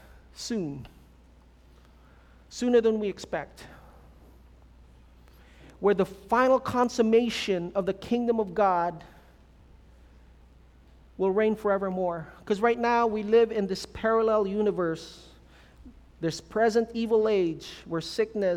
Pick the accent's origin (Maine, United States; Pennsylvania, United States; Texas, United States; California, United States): California, United States; moved away; also born or lived in Philippines; I'm, from California